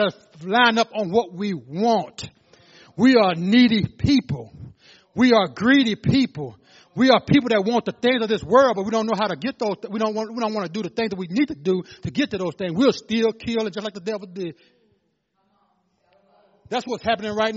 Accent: Louisville, Arkansas, United States; I'm from Louisville, Arkansas. My daddy was a pastor

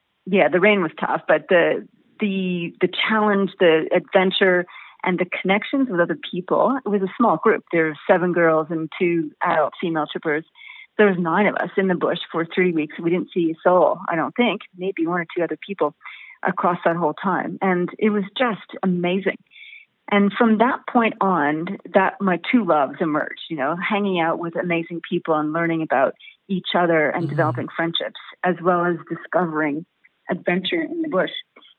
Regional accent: Winnipeg, Manitoba, Canada; born or raised there; moved away as an adult; also born or lived in Derby, England; now in Australia

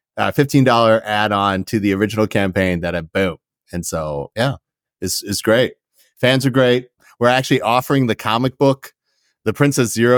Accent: Canada; I'm Canadian.

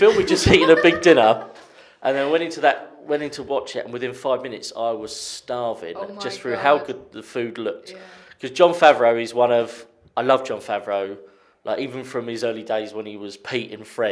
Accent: Sittingbourne, South East England, United Kingdom; born or raised there

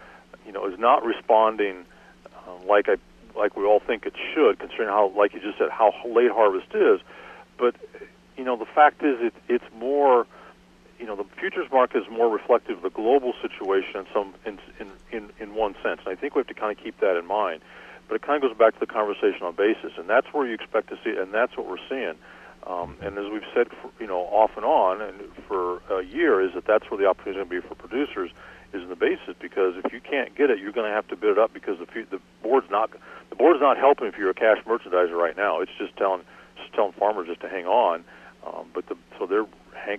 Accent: Iowa, United States; moved away; when we go home for Thanksgiving back to Iowa

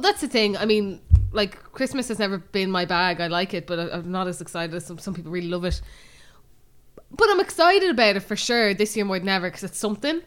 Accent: Bray, Leinster, Ireland; we're obviously from Bray, but we still have a lot of friends around Bray

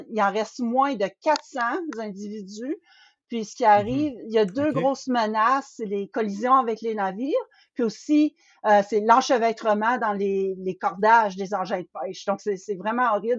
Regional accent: northern Ontario, Canada; je viens du nord de l'Ontario aussi

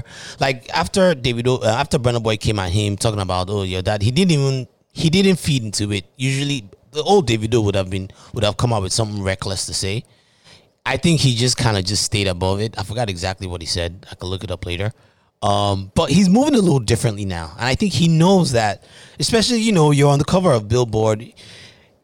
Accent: Nigeria; I am a Nigerian

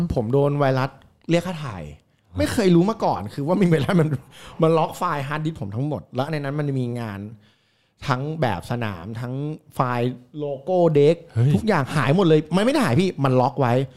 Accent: Nonthaburi, Thailand; เราคือเด็กนน

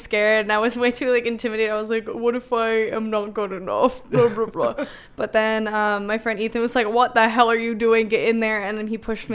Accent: Denver, Colorado, United States; moved away as an adult; now in Chicago, United States; I am from Denver, Colorado

